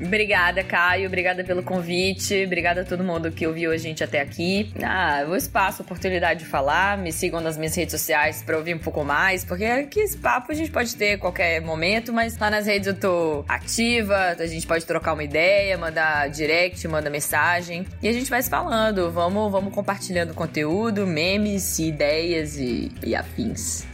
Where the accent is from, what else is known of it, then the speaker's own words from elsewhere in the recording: Brazil; enquanto sendo brasileiro